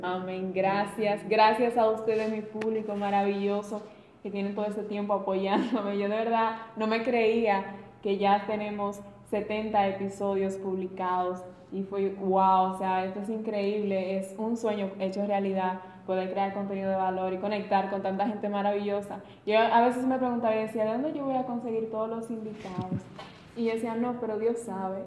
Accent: Salcedo, Hermanas Mirabal, Dominican Republic; yo empecé en Salcedo y yo sigo grabando en Salcedo en mi pueblo. Amo mi pueblo

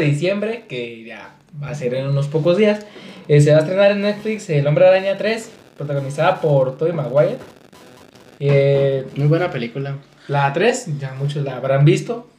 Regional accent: Mexico; como mexicano, maya

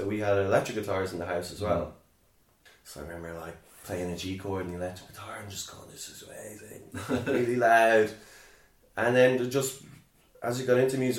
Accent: Sligo, Connacht, Ireland; growing up in Sligo

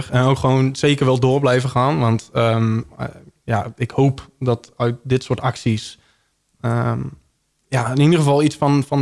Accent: Breda, North Brabant, Netherlands; ik kom uit Breda.

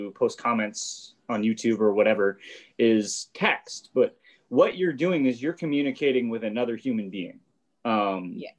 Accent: Boston, Massachusetts, United States; born or raised there

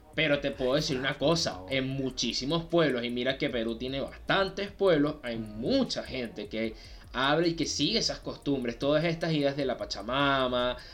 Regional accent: Venezuela; nosotros somos de Venezuela

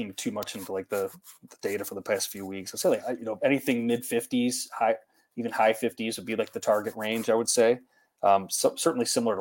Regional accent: Chicago, Illinois, United States; as a Chicagoan

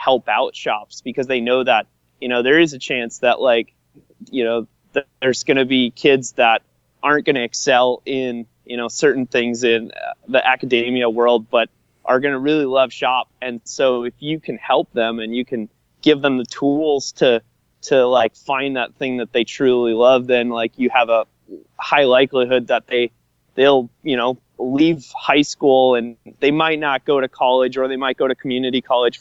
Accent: Minnesota, United States; I'm from Minnesota

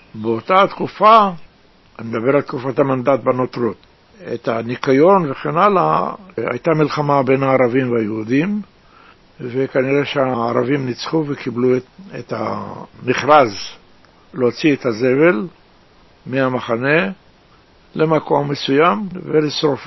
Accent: Tel Aviv, Tel Aviv District, Israel; also born or lived in Jerusalem (Old City); now in Rishon LeZion, Israel; נולדתי בירושלים, בעיר העתיקה, גדלתי בנווה צדק

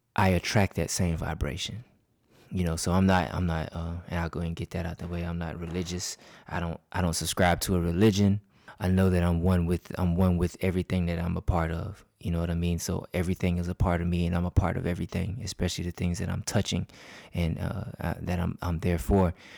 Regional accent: Crescent, Georgia, United States; Downtown Crescent, that's my hometown.

